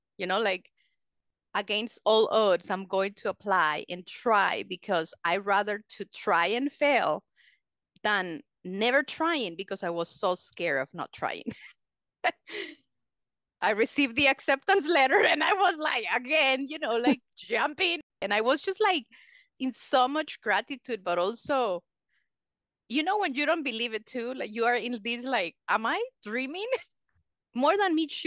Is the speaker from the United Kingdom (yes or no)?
no; El Salvador; English is a second language; also born or lived in Honduras / Michigan; So I was born in the other side of the mountains side. But I was raised here in El Salvador